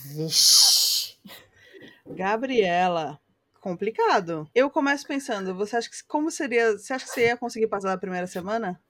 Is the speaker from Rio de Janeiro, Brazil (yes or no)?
yes; Rio de Janeiro, Brazil; Eu sou carioca